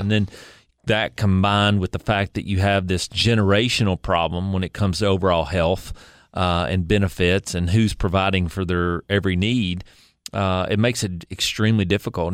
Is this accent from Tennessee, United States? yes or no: yes; Kingsport, Tennessee, United States; I was born in Kingsport, uh, raised there, went to public school there